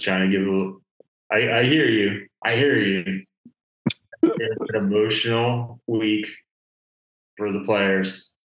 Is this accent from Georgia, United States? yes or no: no; Maryland, United States; Growing up in the Maryland area